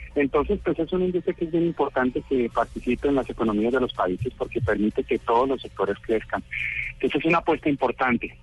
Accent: Cali, Valle del Cauca, Colombia; Yo soy caleño

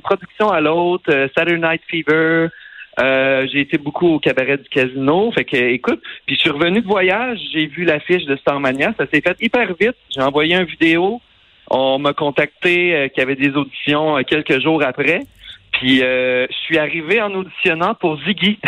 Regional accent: Tring-Jonction, Quebec, Canada; also born or lived in Drummondville; now in Montreal, Canada; je suis parti de Tring étudier en musique euh, au Cégep de Drummondville.

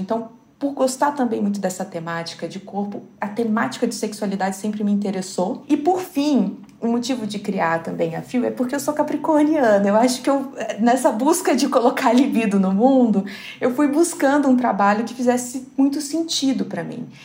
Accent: southern Minas Gerais, Brazil; moved away; o fato de eu vir de uma cidade muito pequena, do sul de Minas

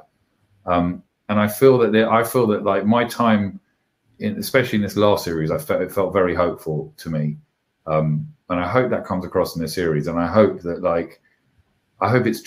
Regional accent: London, United Kingdom; I grew up in Camden Town

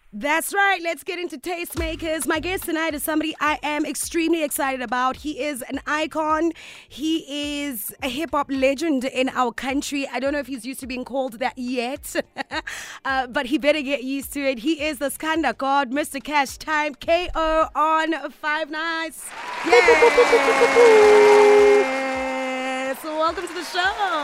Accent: South Africa; English is a second language; growing up in South Africa, at the end of the day, English is not my mother tongue

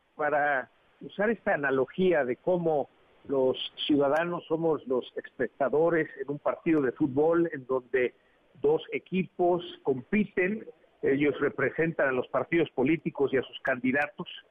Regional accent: Mexico

